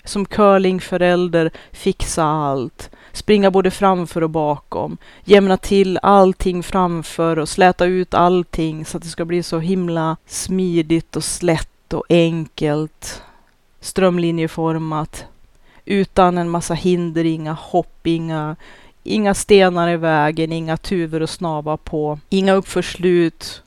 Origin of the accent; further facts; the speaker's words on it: Norrland, Sweden; min norrländska kärvhet